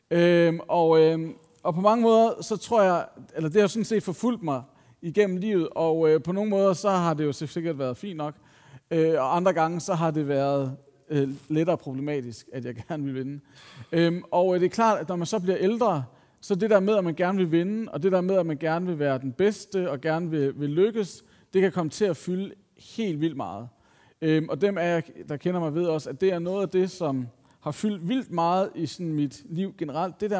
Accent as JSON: {"language": "Danish", "town": "Copenhagen", "region": "Capital Region of Denmark", "country": "Denmark", "said": "Jeg var sådan lidt, jeg er fra København, hvad sker der?"}